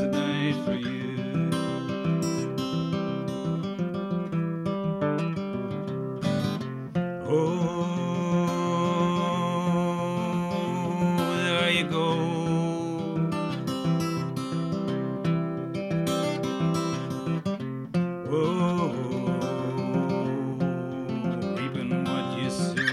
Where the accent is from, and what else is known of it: Ulster, Northern Ireland, United Kingdom; accent: Ulster (implied)